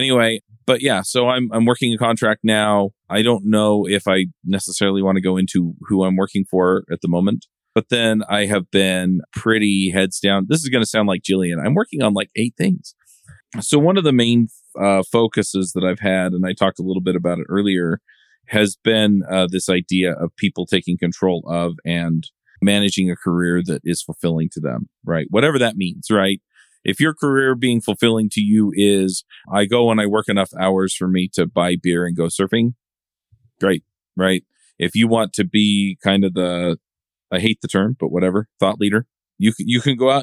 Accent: Utah, United States; I grew up in Utah and I live in Utah

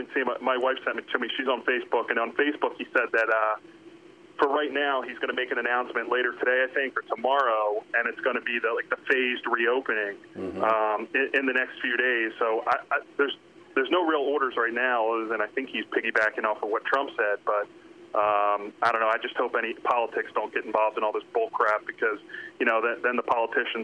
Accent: Cherry Hill, New Jersey, United States; I grew up in Cherry Hill and lived there

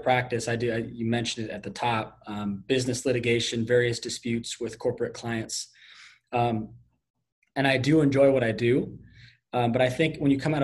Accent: Connecticut, United States; moved away as an adult; I am from Connecticut, so I went to University of Connecticut for undergrad

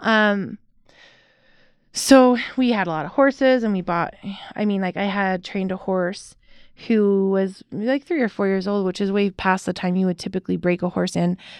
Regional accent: Utah, United States; accent: white girl from Utah accent; also born or lived in San Jose, California / Payson, Utah / Provo, Utah / Aurora, Utah; when I was one, okay. we moved to Payson, Utah. Then we moved to Provo, Utah

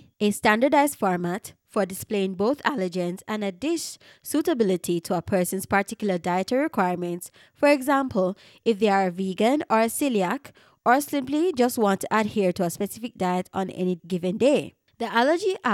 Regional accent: Jamaica; a Jamaican podcaster born and raised in Jamaica

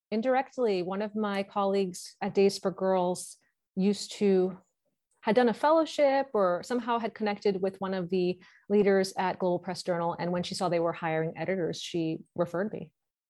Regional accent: New York, United States; accent: New York; New York.

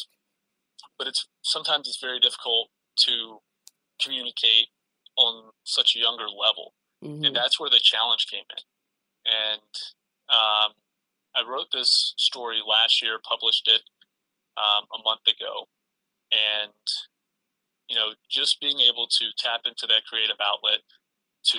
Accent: North Carolina, United States; I grew up in North Carolina

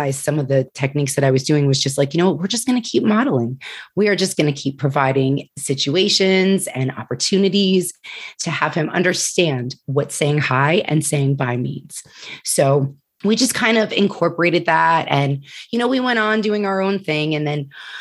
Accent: New Jersey, United States; moved away as an adult; also born or lived in Pennsylvania; When I started working in New Jersey, when I transitioned moving back to my home state

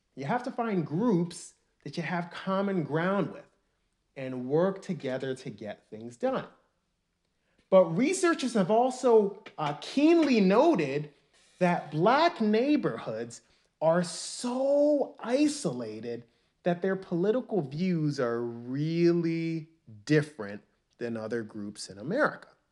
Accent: New York City, New York, United States; also born or lived in Nigeria (ancestry); I'm Nigerian, and most of my family lives in Nigeria. But I was born in the United States. I was born in Harlem

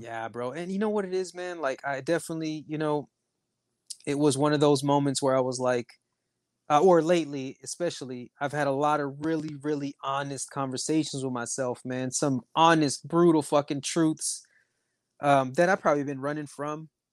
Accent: Texas, United States; I'm American, bro, from Texas

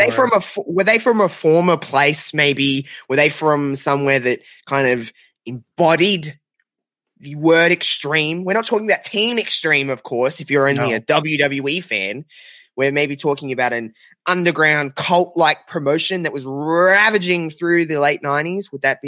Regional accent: Australia; If anyone didn't know by my my very slight accent, I'm from Australia.

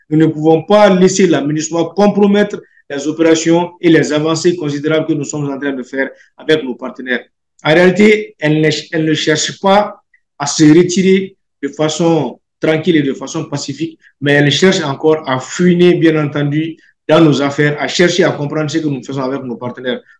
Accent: Mali; Je ne le dis pas seulement en tant que Malien, mais je le dis aussi en tant que législateur, en tant que quelqu'un qui parle au nom du peuple malien.

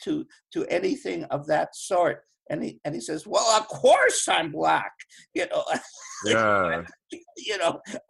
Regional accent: Winnipeg, Manitoba, Canada; when I was 5 and 6 years old, I come from Winnipeg, the middle of Canada.

